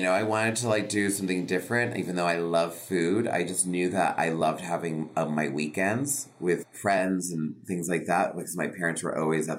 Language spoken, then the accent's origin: English; Connecticut, United States; my mother's from Havana and my father's from Sicily, but my parents met in Connecticut. And then I was born and raised in Connecticut on the East Coast.